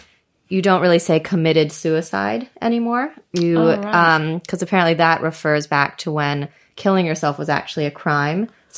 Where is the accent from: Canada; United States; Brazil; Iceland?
United States; moved away; When I moved out of the States